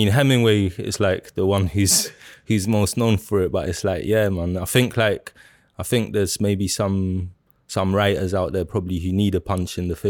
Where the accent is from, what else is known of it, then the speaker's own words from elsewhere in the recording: South Kilburn, London, United Kingdom; growing up in South Kilburn, and like I lived in South Kilburn for you know, about 17, almost 18 years and that.